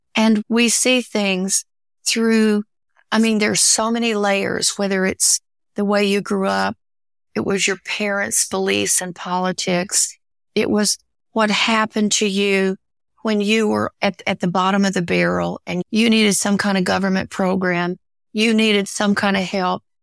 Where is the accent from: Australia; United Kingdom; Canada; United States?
United States; the Ozarks; growing up in the Ozarks, growing up a hillbilly